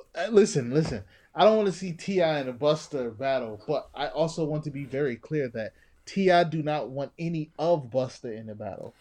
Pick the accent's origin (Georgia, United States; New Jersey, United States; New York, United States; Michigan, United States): New Jersey, United States; I'm from Jersey